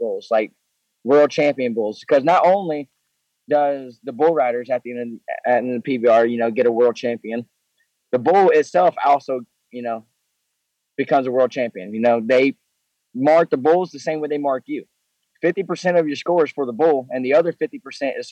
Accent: Mississippi, United States; I'm from Mississippi

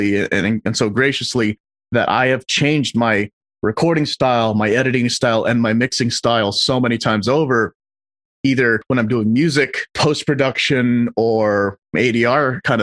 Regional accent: Los Angeles, California, United States; So I'm from LA. I was born and raised here.

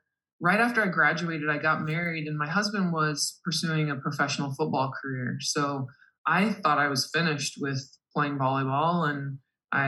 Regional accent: Indiana, United States; moved away as an adult; also born or lived in San Francisco / Southern California; I grew up in Indiana

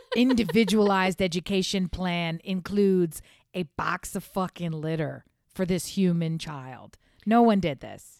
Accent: United States; being an American

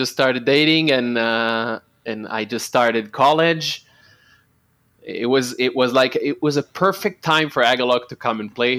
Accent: Holon, Tel Aviv District, Israel; I didn't live in Tel Aviv. I lived in Holon, which is my hometown.

